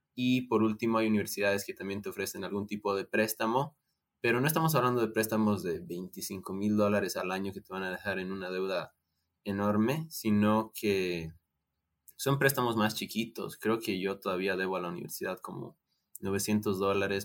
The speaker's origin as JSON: {"language": "Spanish", "country": "Bolivia", "said": "Nosotros somos de Bolivia"}